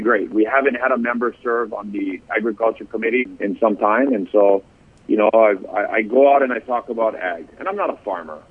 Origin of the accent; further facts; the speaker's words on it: Hilo, Hawaii, United States; I grew up in Hilo my entire life.